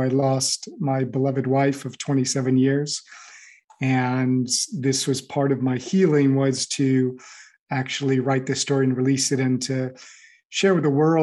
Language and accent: English; Los Angeles, California, United States; moved away as an adult; now in Paris, France; I grew up in the Los Angeles area